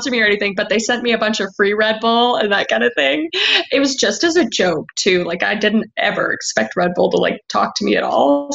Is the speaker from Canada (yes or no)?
yes; Canada; I'm from Canada